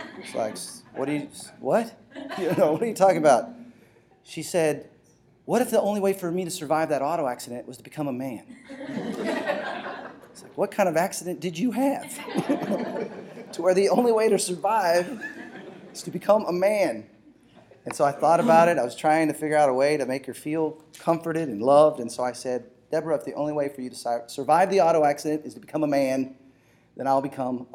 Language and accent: English; Texas, United States; moved away as an adult; also born or lived in Los Angeles / Seattle; we're from Texas